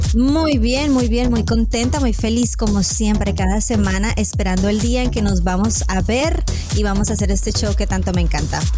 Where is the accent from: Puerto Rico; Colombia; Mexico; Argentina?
Colombia; Yo creo que soy colombiana